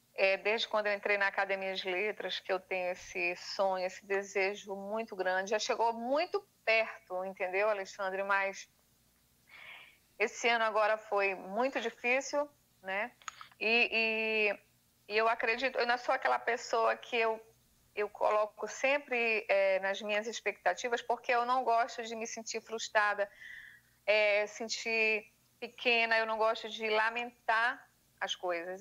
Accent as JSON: {"language": "Portuguese", "region": "Pará", "country": "Brazil", "said": "Como uma boa paraense"}